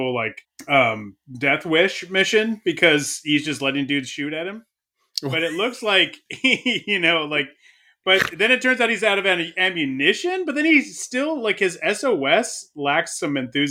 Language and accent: English; Australia; I'm from Australia, by the way.